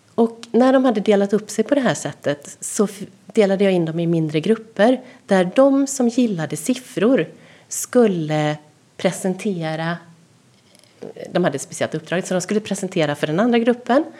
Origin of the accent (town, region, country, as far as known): Sweden